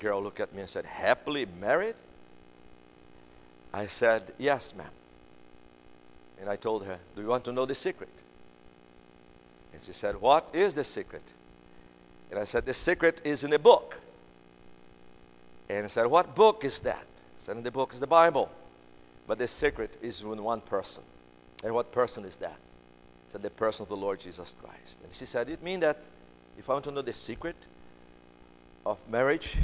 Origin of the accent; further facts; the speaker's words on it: Brazil; English is a second language; now in United States; I'm from Brazil, but I live in America right now